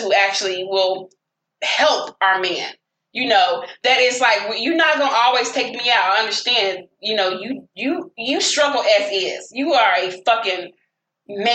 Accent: the South, United States; I'm the from the South

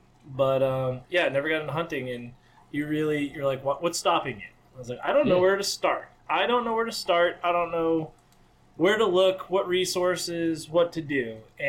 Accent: Cape Cod, Massachusetts, United States; now in New Hampshire, United States; I'm from Cape Cod originally.

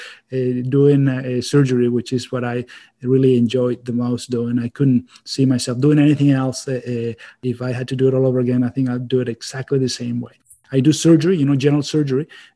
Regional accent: Venezuela; moved away as an adult; also born or lived in Ann Arbor, Michigan; now in Maine, United States; I'm originally from Venezuela, so I'm an immigrant

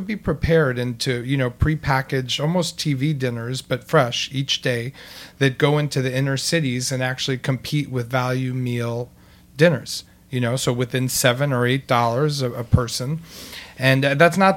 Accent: New York City, New York, United States; I grew up in New York City. I was born in 1972 here.

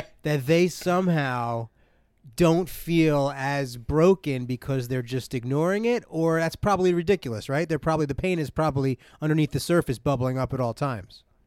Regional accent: New Jersey, United States

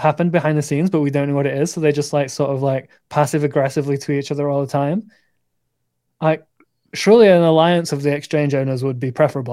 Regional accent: north of England, United Kingdom; I'm English. I'm from the north of England

